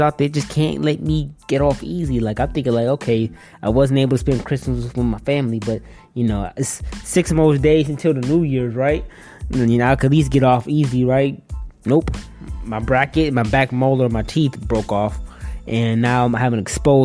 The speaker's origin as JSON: {"language": "English", "town": "Detroit", "region": "Michigan", "country": "United States", "tie": "born or raised there", "also_born_or_lived": "Northwest Indiana", "moved": "as an adult", "said": "Detroit, my hometown"}